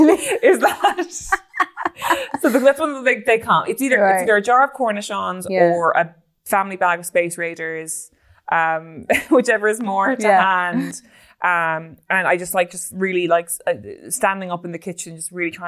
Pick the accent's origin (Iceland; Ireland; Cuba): Ireland; as an Irish woman